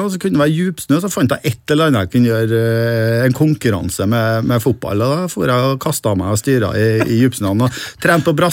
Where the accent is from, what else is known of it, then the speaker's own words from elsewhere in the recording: Trondheim, Trøndelag, Norway; Jeg vokste opp på Halset. Eh, Byåsen.